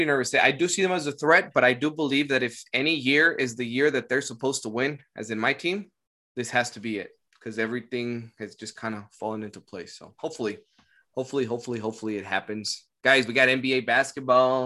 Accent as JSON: {"language": "English", "country": "Mexico", "said": "I'm Mexican"}